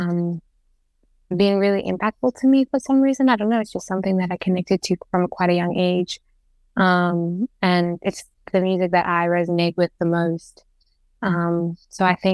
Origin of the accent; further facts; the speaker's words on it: Zambia; growing up in Zambia